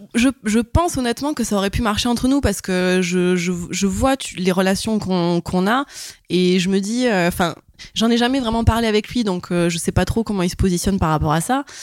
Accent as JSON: {"language": "French", "town": "Montpellier", "region": "Occitania", "country": "France", "said": "j'ai 31 ans et je viens de Montpellier"}